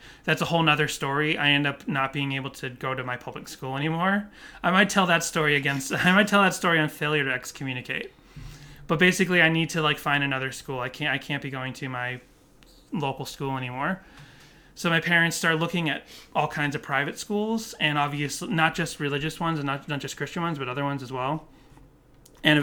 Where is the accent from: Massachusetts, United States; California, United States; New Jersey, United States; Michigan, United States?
Massachusetts, United States; Boston; My parents used to take us to a Baptist church, but we grew up in Boston